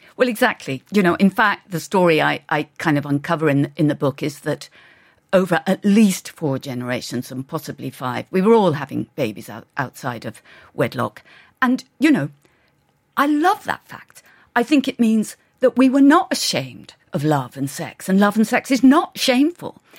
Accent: England, United Kingdom; I grew up in England

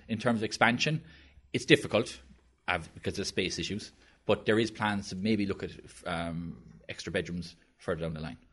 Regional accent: Blackrock, Munster, Ireland; my home, uh, I'm from Black Rock

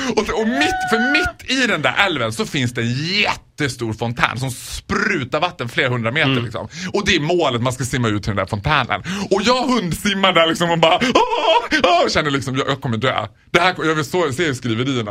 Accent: Borlänge, Dalarna County, Sweden; jag är ändå från Borlänge

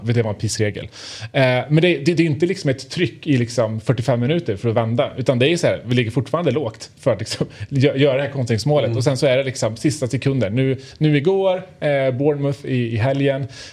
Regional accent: Värmland, Sweden; Mitt värmländska sinne

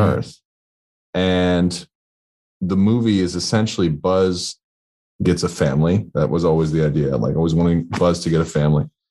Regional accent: Portland, Oregon, United States; moved away as an adult; my, a hometown in Portland, Oregon

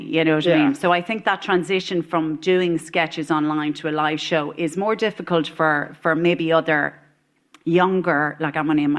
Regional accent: Ireland; the big fine Irish lass that I am.

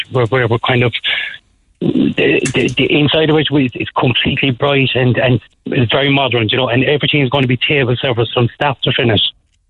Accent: Liscal, Munster, Ireland

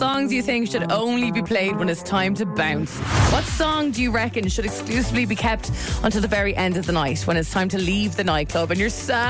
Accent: West Waterford, Munster, Ireland; I spent a good bit of time growing up in West Waterford.

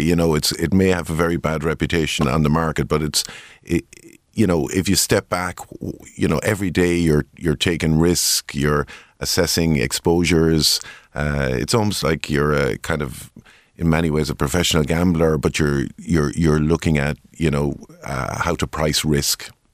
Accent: Tipperary, Munster, Ireland; I grew up in Tipperary.

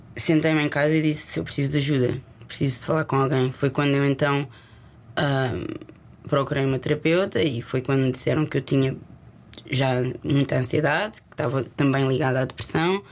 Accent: Lisbon, Portugal; accent: Lisboeta; moved away as an adult; also born or lived in Leicester; eu nasci e cresci em Lisboa e o meu sotaque é lisboeta

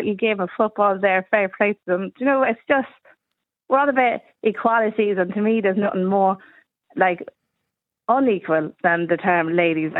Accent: County Meath, Leinster, Ireland; I grew up in County Meath

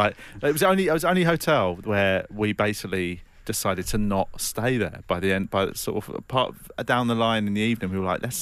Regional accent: London, United Kingdom; I grew up in London

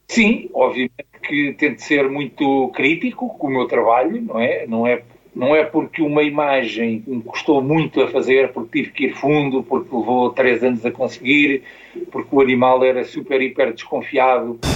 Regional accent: Almada, Setúbal, Portugal; also born or lived in Costa da Caparica; sou de Almada, depois vim morar para a Costa da Caparica, quando me casei

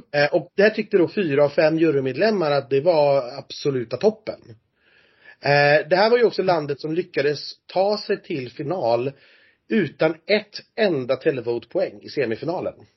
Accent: Sweden; som svensk

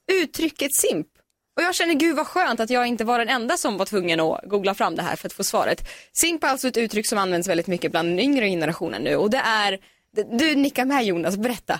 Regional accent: Sweden

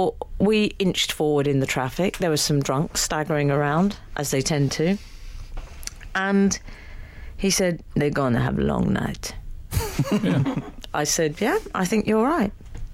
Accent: Scotland, United Kingdom; I'm Scottish, so he's allowed to say that.

